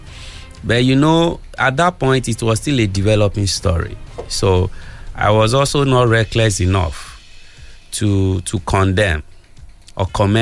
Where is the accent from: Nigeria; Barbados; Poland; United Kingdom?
Nigeria; I'm a Nigerian citizen